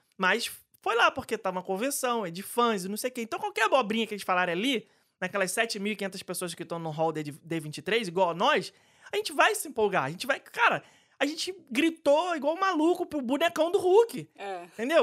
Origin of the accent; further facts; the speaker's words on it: Rio de Janeiro, Brazil; adoro casa de festa no subúrbio do Rio de Janeiro. É, inclusive, frequentei várias porque é onde eu fui criado